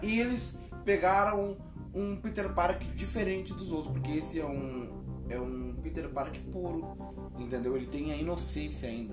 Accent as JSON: {"language": "Portuguese", "region": "Rio Grande do Sul", "country": "Brazil", "said": "eu sou gaúcho"}